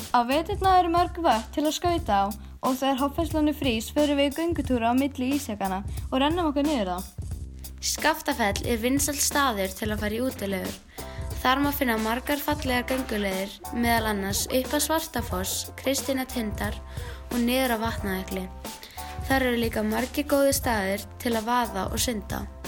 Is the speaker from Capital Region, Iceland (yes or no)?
no; Höfn, Eastern Region, Iceland; við erum frængur og komum frá Hotnaferði sem er á Suðausturlandi.